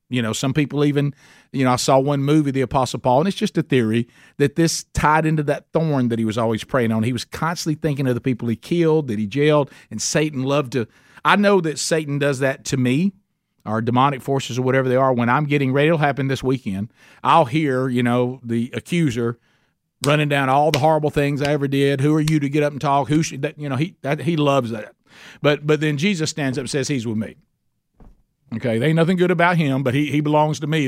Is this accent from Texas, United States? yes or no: no; Oxford, Alabama, United States; in Oxford, Alabama, my hometown